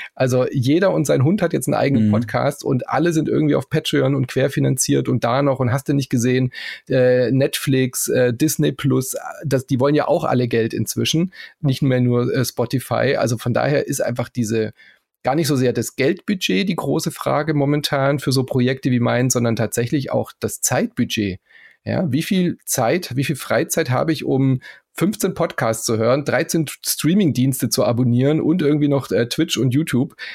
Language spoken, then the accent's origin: German; Southern Germany, Germany; accent: Swabian; ich bin ja in Süddeutschland aufgewachsen